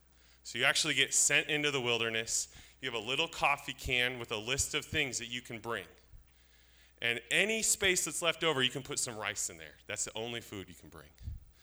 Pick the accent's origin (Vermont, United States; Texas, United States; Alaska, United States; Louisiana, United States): Alaska, United States; moved away; I grew up in Alaska